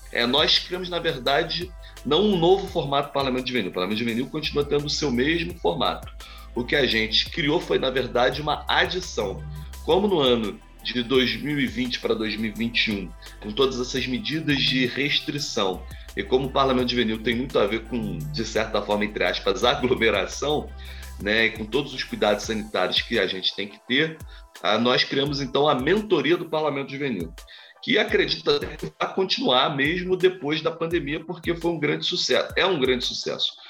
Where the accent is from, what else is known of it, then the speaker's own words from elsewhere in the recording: Nova Friburgo, Rio de Janeiro, Brazil; Eu sou do interior do estado, né? sou de Nova Friburgo, região serrana.